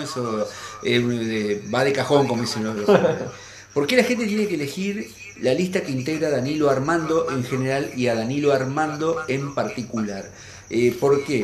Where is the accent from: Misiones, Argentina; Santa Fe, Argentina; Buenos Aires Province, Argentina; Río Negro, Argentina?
Santa Fe, Argentina; como santafesino